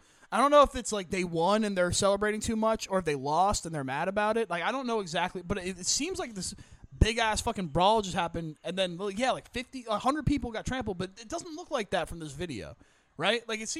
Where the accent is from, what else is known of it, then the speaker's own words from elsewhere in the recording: New Jersey, United States; And I'm from South Jersey.